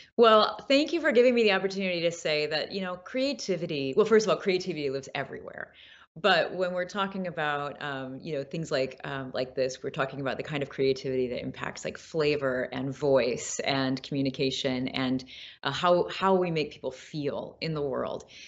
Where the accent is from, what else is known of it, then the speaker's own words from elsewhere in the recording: Peoria, Illinois, United States; I'm actually from Peoria, Illinois, so deeper Midwest